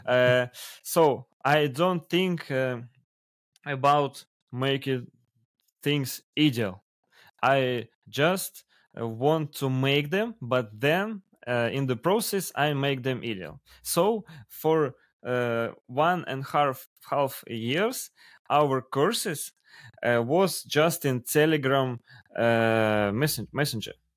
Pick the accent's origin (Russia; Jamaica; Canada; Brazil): Russia; English is a second language; we have so huge country